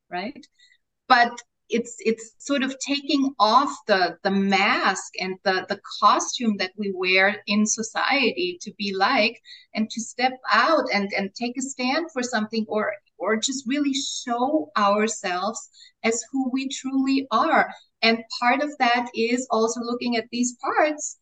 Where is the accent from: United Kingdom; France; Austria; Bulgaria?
Austria; first language German; English is a second language; now in Mexico; my mother tongue is German, right? I'm Austrian. I was born in Austria. My mother tongue is German.